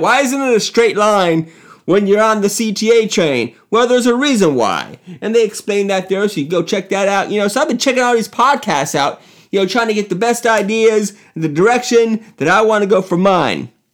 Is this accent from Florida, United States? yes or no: yes; Miami, Florida, United States; now in Chicago, United States; Miami's my hometown and always be